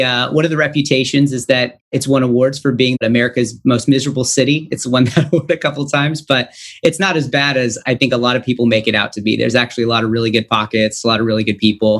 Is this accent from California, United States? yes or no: yes; Stockton, California, United States; also born or lived in Valley Springs, California; So I was born in Stockton, California, which is a small, I guess not too small, but it's in the Central Valley of California, about 2 hours east of San Francisco. So I was born and raised there